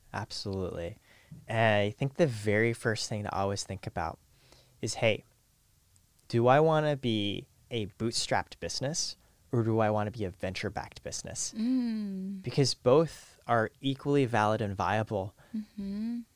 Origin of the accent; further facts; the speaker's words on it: Canada; moved away; also born or lived in Silicon Valley; I was born in Canada next to a nuclear power plant